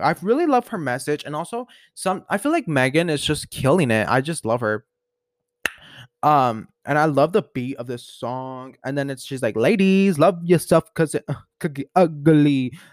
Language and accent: English; Colorado, United States; I love Colorado. I'm loving, like, I love my hometown